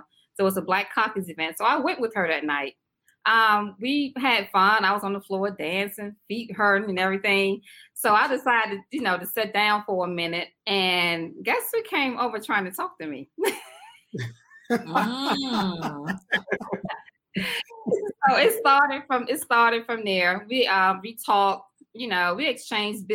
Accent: South Carolina, United States; also born or lived in Washington, D.C.; now in Raleigh, United States; I'm originally from South Carolina. You might can tell my little accent

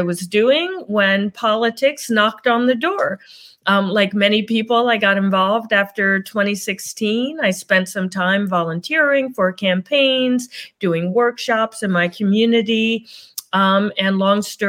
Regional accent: New Jersey, United States; also born or lived in New York; now in Connecticut, United States; I grew up in New Jersey

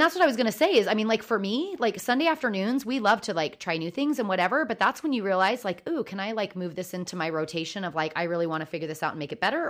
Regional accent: Oregon, United States; I grew up in Oregon

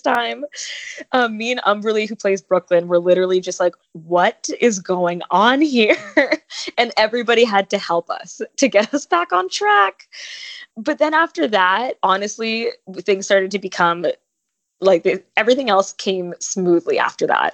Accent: Toronto, Ontario, Canada; moved away as an adult; now in Los Angeles, United States; so I was born in LA, but I was raised in Toronto

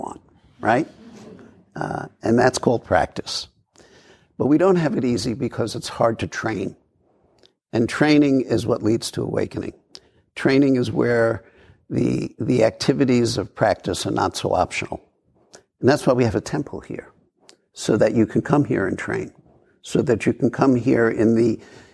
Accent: New York City, New York, United States; I grew up in New York

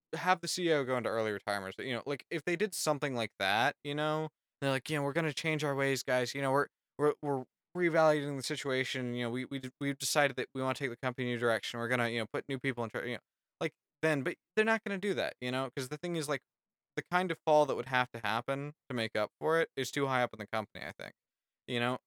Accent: United States; as an American

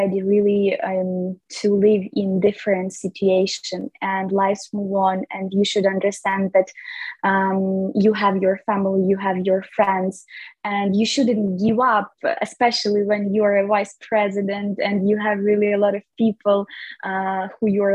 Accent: Lviv Oblast, Ukraine; now in Kyiv, Ukraine; I'm from Lviv region

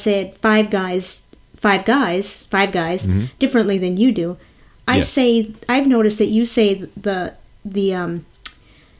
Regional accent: Louisiana, United States; I grew up in Louisiana

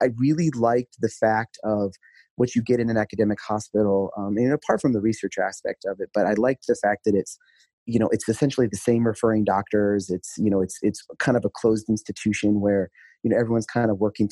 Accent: South Dakota, United States; moved away; I'm from South Dakota originally, and so that's where I did medical school

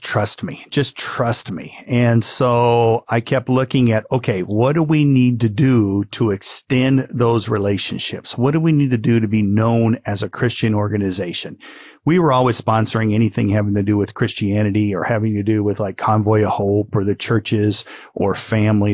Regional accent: Midwest, United States; now in Honolulu, United States; I grew up in the Midwest.

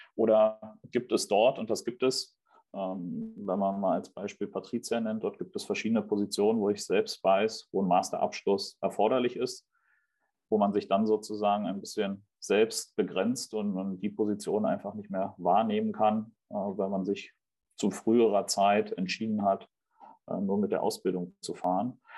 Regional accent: Berlin, Germany; also born or lived in Stuttgart; bin gebürtiger Berliner

